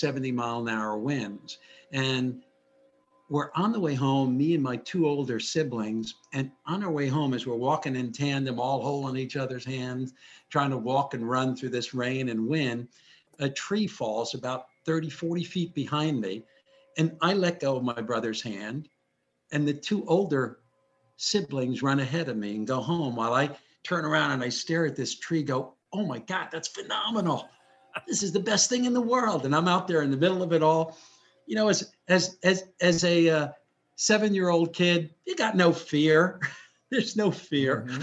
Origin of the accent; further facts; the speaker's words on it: New Brunswick, New Jersey, United States; I grew up in New Jersey, in New Brunswick, home of Rutgers University